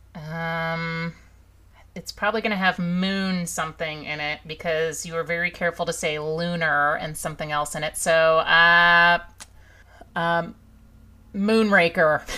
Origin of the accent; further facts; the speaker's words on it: Nebraska, United States; I'm from Nebraska, home of Arbor Day and Kool-Aid